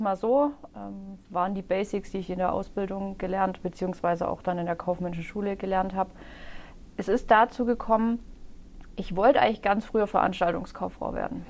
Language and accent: German; Öschelbronn, Baden-Württemberg, Germany; also born or lived in Herrenberg; Ich bin gebürtige Öschlebraunerin